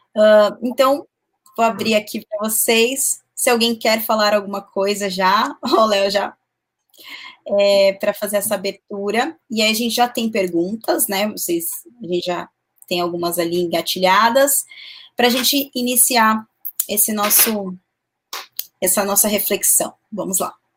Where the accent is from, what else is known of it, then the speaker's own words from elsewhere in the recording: São Paulo, Brazil; Eu sou de São Paulo